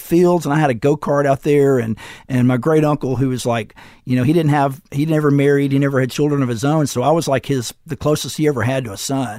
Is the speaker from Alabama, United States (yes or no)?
yes; Florence, Alabama, United States; I got in the college in my hometown